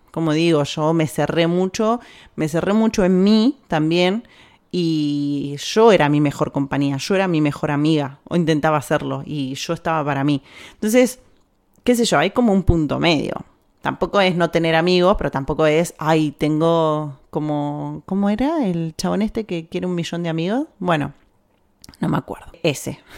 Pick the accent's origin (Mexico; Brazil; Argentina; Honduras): Argentina; now in Spain; de Argentina